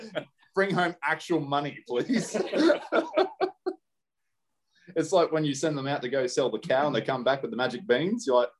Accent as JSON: {"language": "English", "country": "Australia"}